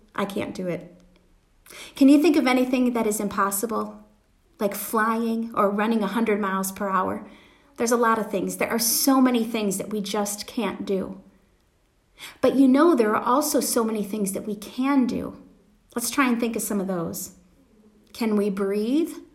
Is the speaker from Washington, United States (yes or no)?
no; Wisconsin, United States; now in Pennsylvania, United States; I grew up in Wisconsin